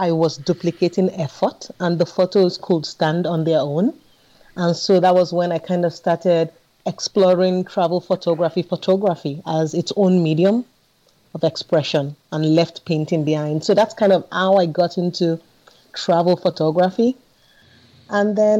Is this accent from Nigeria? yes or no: yes; Nigeria; now in Sweden; being Nigerian and African and growing up with a lot of color and vibrancy around me